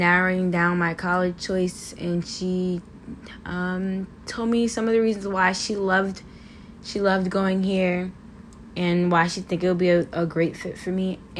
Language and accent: English; Seoul, South Korea; born there; I am a military child, so I'm the product of two military war veterans, and I was born in Seoul, South Korea.